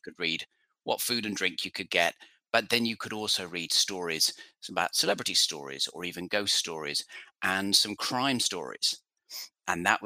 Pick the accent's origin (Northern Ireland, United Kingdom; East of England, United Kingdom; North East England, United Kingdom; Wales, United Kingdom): East of England, United Kingdom; about 15 miles north of London; moved away as an adult; now in United States; I'm from England originally, from London, about 15 miles north of London. But I've lived here in the States for coming up to 20 years